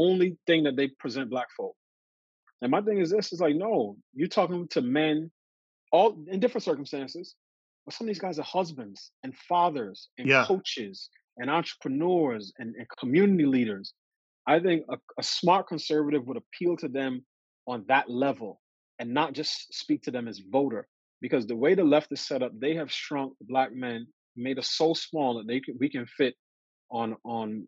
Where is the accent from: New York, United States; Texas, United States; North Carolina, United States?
New York, United States; New York City; I grew up in New York City.